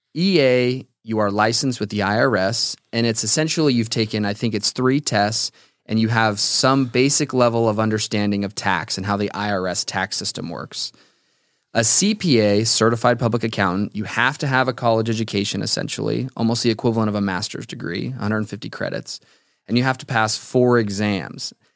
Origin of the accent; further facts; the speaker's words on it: Las Vegas, Nevada, United States; born and raised in Las Vegas.